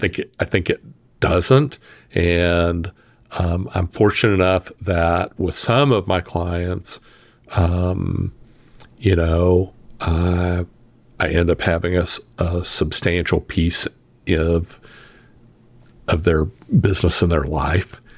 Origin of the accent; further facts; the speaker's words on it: the South, United States; I'm from the South